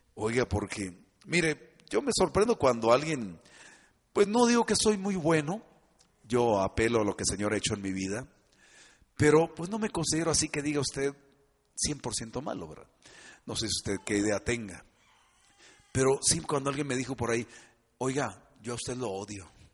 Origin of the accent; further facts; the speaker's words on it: Mexico; somos muy mexicanos